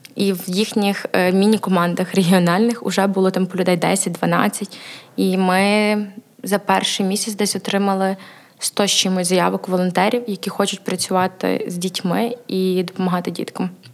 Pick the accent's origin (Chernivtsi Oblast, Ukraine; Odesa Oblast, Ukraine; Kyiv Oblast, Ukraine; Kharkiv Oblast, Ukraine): Chernivtsi Oblast, Ukraine; Chernivtsi; also born or lived in Ivano-Frankivsk; Я родом з Івано-Франківська, але себе асоціюю як Буковинка, бо моє свідоме життя пройшло в Чернівцях